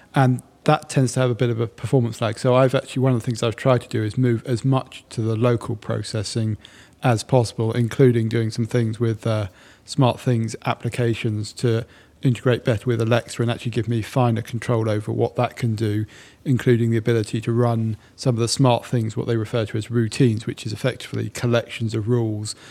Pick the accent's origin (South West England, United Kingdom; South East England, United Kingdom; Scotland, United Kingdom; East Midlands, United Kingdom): South East England, United Kingdom; Sussex; moved away as an adult; now in London, United Kingdom; I was born and bred in Sussex and I'm very proud of it